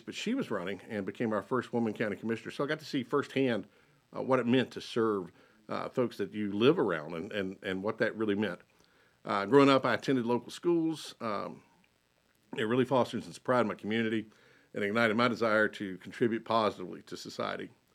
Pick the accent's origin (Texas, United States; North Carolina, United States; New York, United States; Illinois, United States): North Carolina, United States; Lincolnton; also born or lived in Denver, North Carolina / Huntersville / Cornelius / Mooresville; I was born and raised in Lincolnton